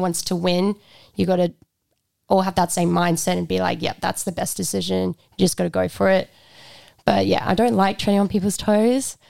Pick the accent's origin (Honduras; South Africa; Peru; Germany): South Africa; now in Australia; I'm from South Africa, so moving to Australia was a really big thing